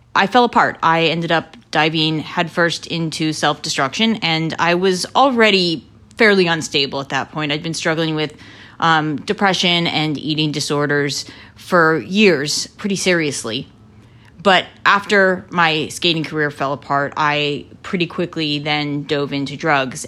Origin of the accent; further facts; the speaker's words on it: Lancaster, Pennsylvania, United States; I grew up in Lancaster, Pennsylvania, in the heart of Amish country